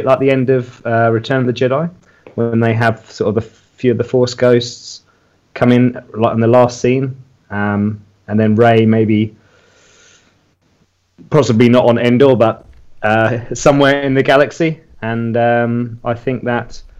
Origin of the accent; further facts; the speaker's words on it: England, United Kingdom; moved away as an adult; now in Chiang Mai, Thailand; I'm originally from England